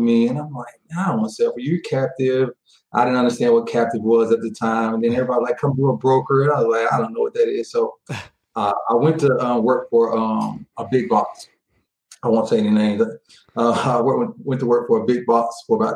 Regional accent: Tyler, Texas, United States; moved away; I'm from East Texas. I'm from a town called Tyler, Texas, outside of Dallas

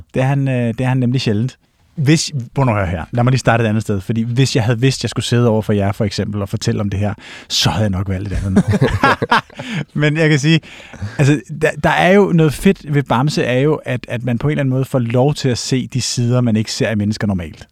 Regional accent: Gammel Holte, north of Copenhagen, Capital Region of Denmark, Denmark; also born or lived in Gentofte, Denmark / Switzerland; jeg er vokset op i øh, Gammelholdt, hedder det. Hmm. Øhm, som er sådan et gammelt, øh, primært sommerhusområde i virkeligheden, nord for København, 20 km nord

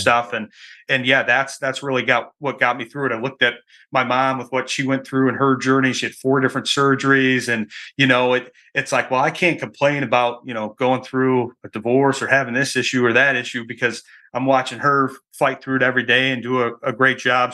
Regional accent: Michigan, United States; moved away as an adult; I'm from Michigan originally, that's where I, that's where I live now

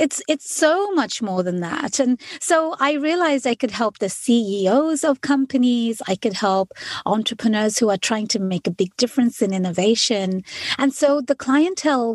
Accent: London, United Kingdom; moved away as an adult; now in United States; I am an immigrant to the United States. I was born and raised in London

